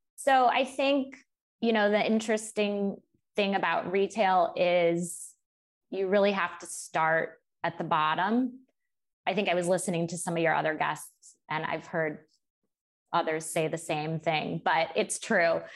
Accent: Cleveland, Ohio, United States; moved away as an adult; also born or lived in Michigan; now in New York City, United States; I grew up in Cleveland, um, Cleveland, Ohio, with my parents and my younger sister.

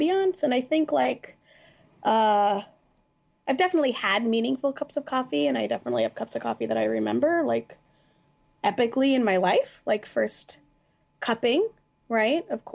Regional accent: the Northwest, Pacific Northwest, United States; I grew up in the Northwest

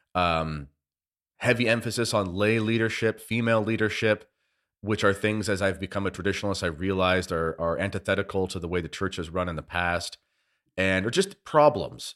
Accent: Canada; as a Canadian

